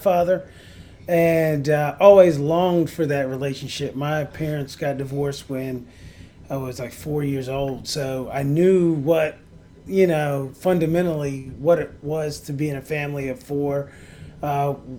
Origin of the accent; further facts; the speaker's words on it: Staunton, Virginia, United States; moved away as an adult; also born or lived in Alexandria, Virginia; now in Washington, D.C., United States; I'm originally from Stanton, Virginia.